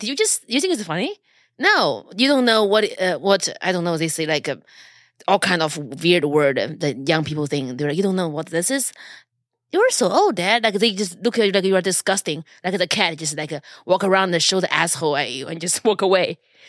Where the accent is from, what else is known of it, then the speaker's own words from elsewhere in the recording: Japan; I'm from Japan.